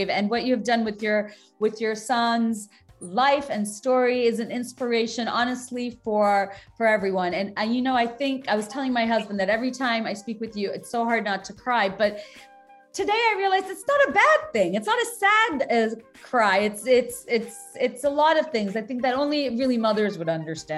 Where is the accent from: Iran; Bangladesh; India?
Bangladesh; now in United States; I was born and raised in Bangladesh